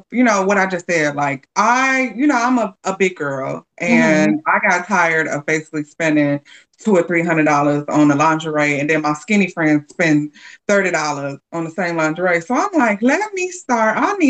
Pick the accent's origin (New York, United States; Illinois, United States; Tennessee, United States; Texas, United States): Illinois, United States; Chicago; I am from Chicago, born and raised